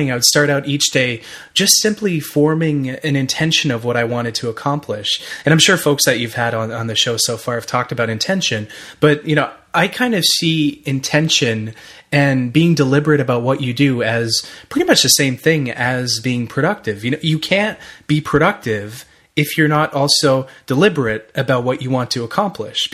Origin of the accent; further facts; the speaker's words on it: Ottawa, Ontario, Canada; I'm from Ottawa, Ottawa, Canada